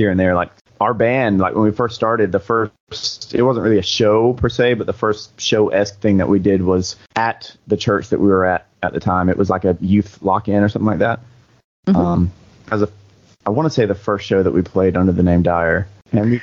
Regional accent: Quitman, Georgia, United States; also born or lived in Valdosta, Georgia; I think I was born in Valdosta, which is right next to Quitman. I've lived here all my life

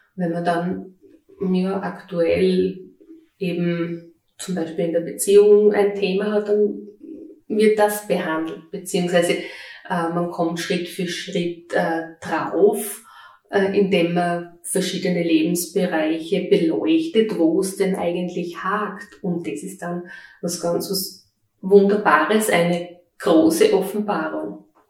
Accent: Styria, Austria; Ich bin eine äh, stolze Steirerin mit 46 Jahren

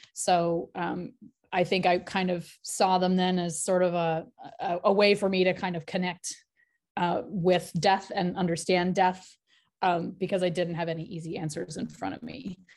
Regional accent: New England, rural Maine, United States; I grew up in New England, in rural Maine

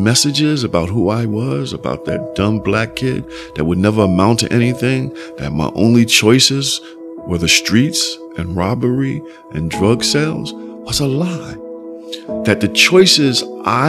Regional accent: New York City, New York, United States; growing up in Soundview, that's how it was.

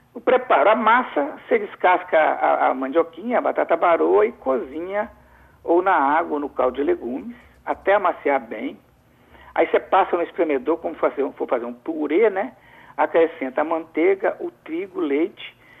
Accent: Alegre, Espírito Santo, Brazil; eu sou caipira, sou lá do Principado do Alegre

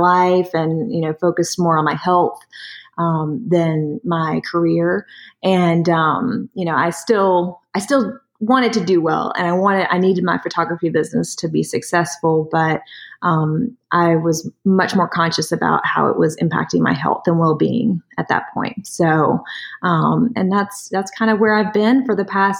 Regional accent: Durham, North Carolina, United States; also born or lived in Charlotte / Winston-Salem; my adoptive parents brought me home to Durham, and I grew up there all my life

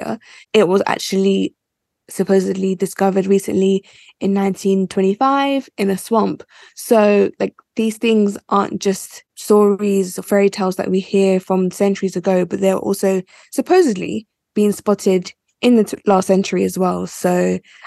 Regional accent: United Kingdom; also born or lived in Nigeria; I was born in the UK.

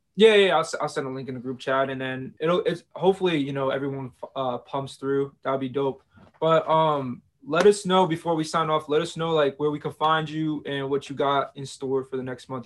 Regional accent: United States; I'm from New York, New Jersey too

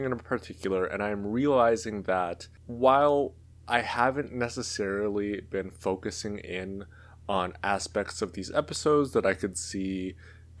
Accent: Canada; I'm Canadian, doesn't affect me at all.

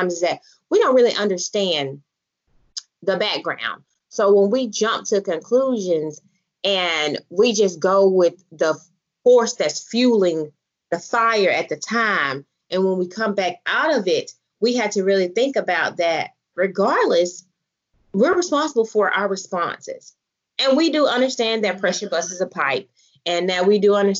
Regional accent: Selma, Alabama, United States; I'm from Salem now, the heart of the black belt

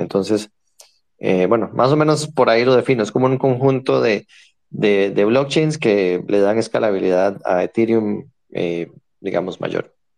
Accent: San José, Costa Rica; soy de San José, Costa Rica

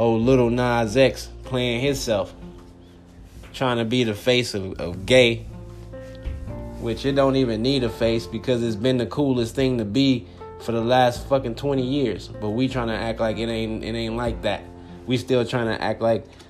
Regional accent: Compton, California, United States; now in Phoenix, United States; I'm originally from Los Angeles, California. Compton, to be exact

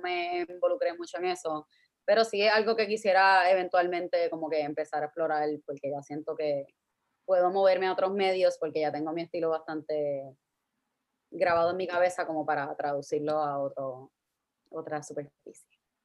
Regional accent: Guaynabo, Puerto Rico; now in San Juan, Puerto Rico; yo soy de Guaynabo, ahora mismo eh, vivo en San Juan.

